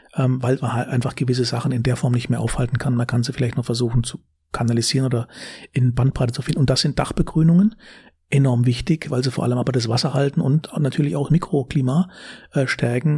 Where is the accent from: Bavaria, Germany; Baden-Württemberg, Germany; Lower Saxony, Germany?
Baden-Württemberg, Germany; Karlsruhe; accent: süddeutscher Singsang; moved away as an adult; also born or lived in Frankfurt Rhein-Main; now in Frankfurt, Germany; Ich komme aus Baden. Bin geboren in Karlsruhe. Ja. Äh, hört man vielleicht ab und zu.